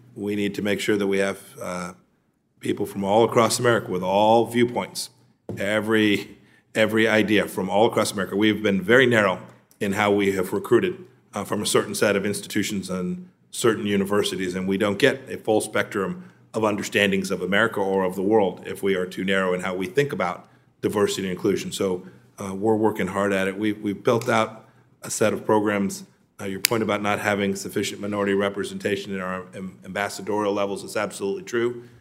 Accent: Kansas, United States; my home state of Kansas

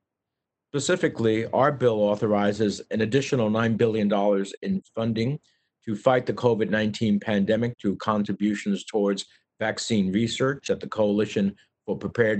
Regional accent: New Jersey, United States; at least 14 to 15,000 of those are from my home state of New Jersey.

